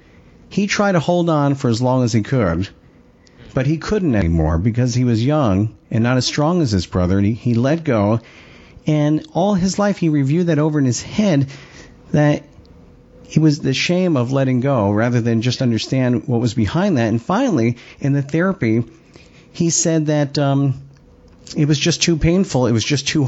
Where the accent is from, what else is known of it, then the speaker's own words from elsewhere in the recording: Long Island, New York, United States; since I'm from Long Island